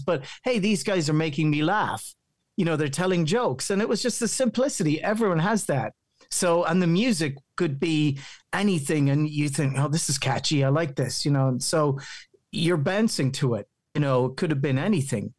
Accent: County Meath, Ireland; accent: local County Meath Irish; My my accent still sounds very local County Meath Irish

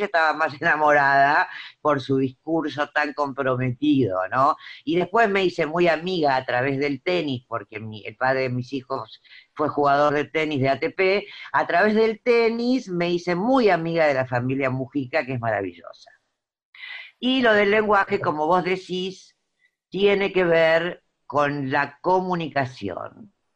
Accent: Avellaneda, Buenos Aires Province, Argentina; yo nací en Avellaneda y hasta los 22 años escuchaba esa música

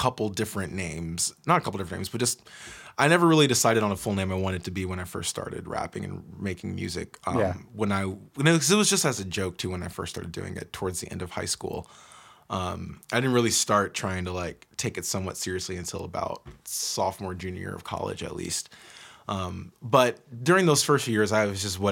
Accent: Georgia, United States; now in Seattle, United States; growing up in Georgia as a kid

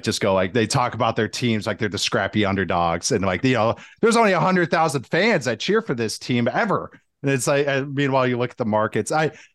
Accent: Arizona, United States; Well, I grew up in Arizona, but my dad was from Milwaukee. So I'm a huge Packers fan.

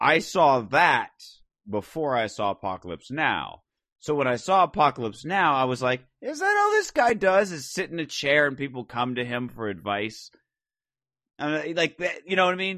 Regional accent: Phoenix, Arizona, United States; growing up in Phoenix

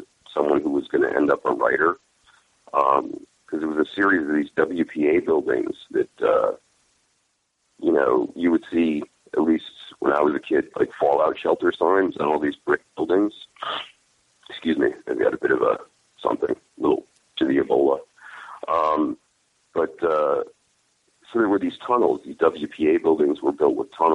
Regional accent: Monroe, Connecticut, United States; moved away as an adult; also born or lived in Bridgeport, Connecticut; now in California, United States; Originally Bridgeport, Connecticut. And when my folks could afford to move to a place with a good school, they moved to a town named Monroe

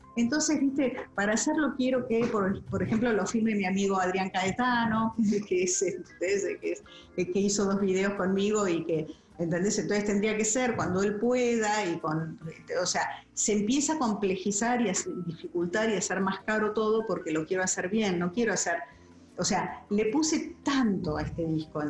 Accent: Buenos Aires, Argentina; moved away as an adult; now in United States; yo me crié en Barrio Norte

